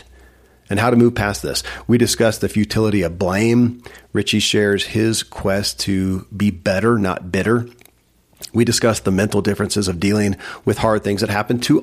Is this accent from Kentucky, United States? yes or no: yes; Kentucky, United States; born or raised there